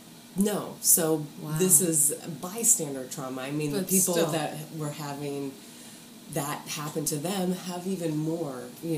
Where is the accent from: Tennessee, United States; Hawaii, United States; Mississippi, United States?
Mississippi, United States; also born or lived in Kentucky; And then by the time I was school age, we were in Mississippi.